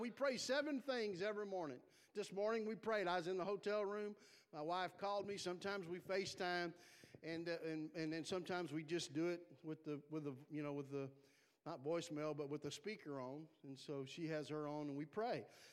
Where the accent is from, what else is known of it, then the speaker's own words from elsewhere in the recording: South Texas, United States; I'm from South Texas